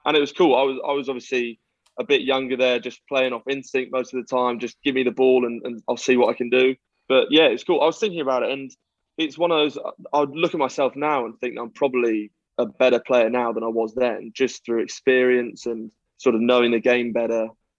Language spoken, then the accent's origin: English; Scotland, United Kingdom; born there; I'm more English than half the Quinns squad. I was born in Scotland, and I have Scottish heritage.